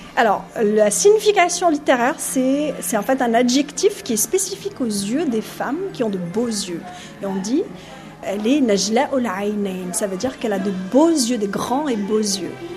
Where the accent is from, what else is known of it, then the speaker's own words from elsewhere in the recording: Constantine, Constantine Province, Algeria; moved away as an adult; also born or lived in Guadeloupe; now in Martinique; moi je suis algérienne, je suis de Constantine